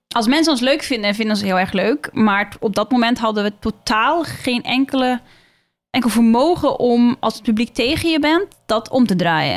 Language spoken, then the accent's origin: Dutch; Norway; now in Netherlands; ik kom uit Noorwegen